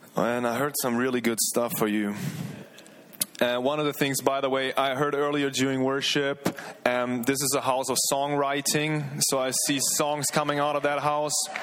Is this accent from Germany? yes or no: yes; Germany; moved away as an adult; now in Redding, United States; from Germany, 28 years old.